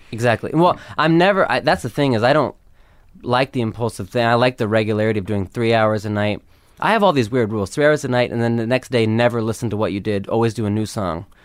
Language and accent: English; Los Angeles, California, United States; growing up in L